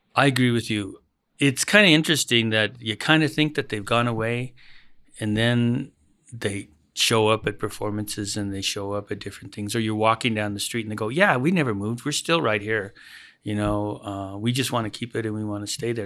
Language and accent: English; United States; When I was a kid, I grew up in the Aurora neighborhood.